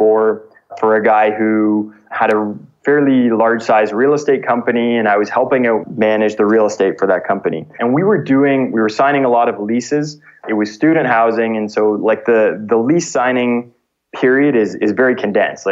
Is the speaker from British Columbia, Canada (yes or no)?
no; just outside of Toronto, Ontario, Canada; moved away as an adult; I grew up just outside of Toronto